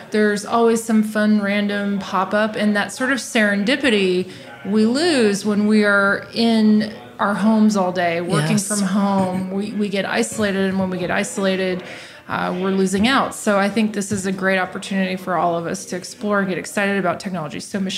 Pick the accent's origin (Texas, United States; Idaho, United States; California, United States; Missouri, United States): Texas, United States; Austin; moved away as an adult; also born or lived in New York / Silicon Valley; I went to University of Texas. I'm from Austin. Left to go to New York and then Silicon Valley for years, 13 years.